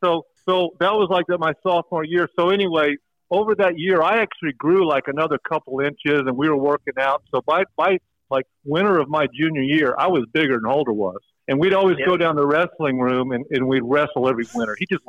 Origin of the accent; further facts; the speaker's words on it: Oklahoma, United States; And, you know, we're all from Oklahoma. We've all wrestled.